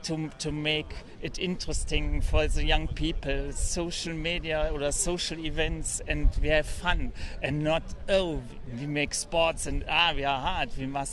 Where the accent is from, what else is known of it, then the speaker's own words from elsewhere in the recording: Neuss, North Rhine-Westphalia, Germany; English is a second language; I come from Neuss, a very old town on the River Rhine